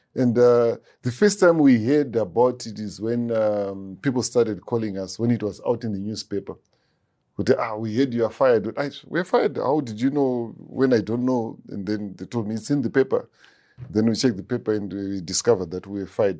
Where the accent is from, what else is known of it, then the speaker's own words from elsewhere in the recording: Harare, Zimbabwe; also born or lived in Rusape; I grew up in Harare between Mfakose, Campus Main Kwadza